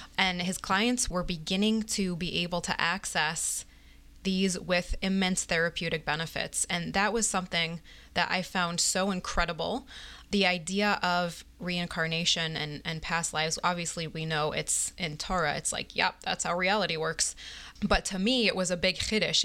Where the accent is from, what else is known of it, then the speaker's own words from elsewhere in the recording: Binghamton, New York, United States; also born or lived in Baltimore, Maryland; now in Pomona, New York, United States; I was actually born in Baltimore. And then when I was about three, we moved to Binghamton, New York. And that's where I was raised.